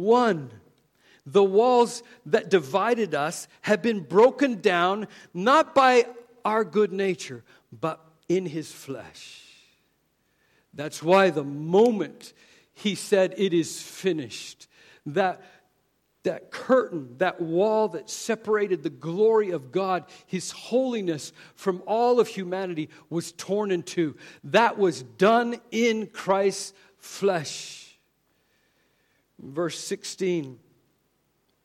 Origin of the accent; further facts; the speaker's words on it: Canada; moved away; I grew up in Canada